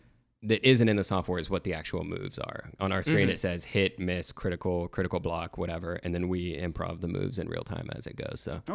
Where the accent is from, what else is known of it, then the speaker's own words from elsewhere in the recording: Austin, Texas, United States; I'm born and raised Austin. Never left.